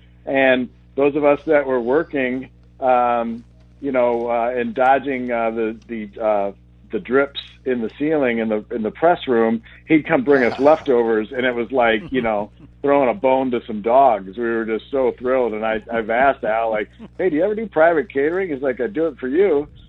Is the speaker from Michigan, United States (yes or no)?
yes; Ann Arbor, Michigan, United States; I grew up in Ann Arbor. I live in Ann Arbor. I went to Michigan State, worked at the Lansing State Journal every in between.